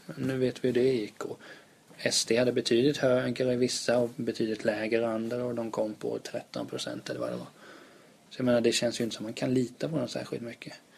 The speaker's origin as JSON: {"language": "Swedish", "town": "Vena", "region": "Kalmar County", "country": "Sweden", "accent": "Kalmar dialect", "moved": "yes", "lives_now": "Stockholm, Sweden", "said": "där jag kommer ifrån, där är ju faktiskt Centerpartiet ja, det största partiet. Mm. Jag tror det var, det är ett litet ställe som heter Vena som ligger utanför Hultsfred i Småland"}